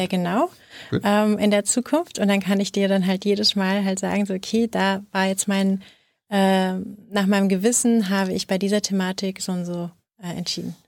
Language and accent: German; Rhineland, Germany; ich bin, bin Rheinländerin